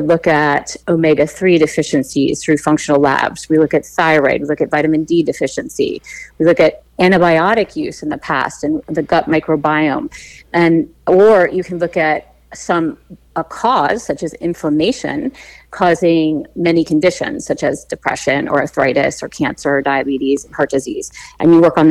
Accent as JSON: {"language": "English", "town": "Darien", "region": "Connecticut", "country": "United States", "tie": "born or raised there", "also_born_or_lived": "San Diego, California", "moved": "as an adult", "lives_now": "California, United States", "said": "I grew up in Darien."}